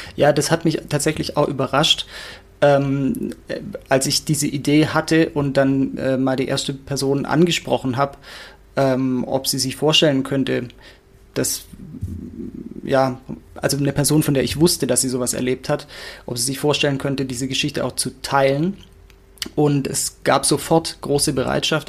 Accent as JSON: {"language": "German", "area": "near Stuttgart", "region": "Baden-Württemberg", "country": "Germany", "moved": "yes", "said": "ich komme aus der Nähe von Stuttgart ursprünglich"}